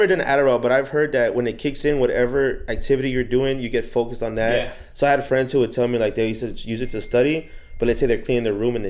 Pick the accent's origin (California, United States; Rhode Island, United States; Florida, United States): California, United States; Inglewood; Inglewood, California.